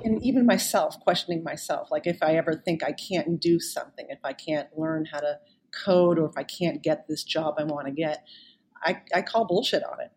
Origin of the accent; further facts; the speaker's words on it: South Shore area of Boston, Massachusetts, United States; growing up in the South Shore area of Boston